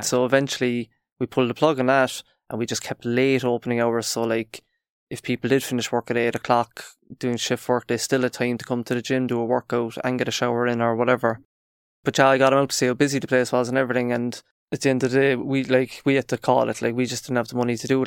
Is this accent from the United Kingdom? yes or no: no; Cork, Munster, Ireland; we're from Cork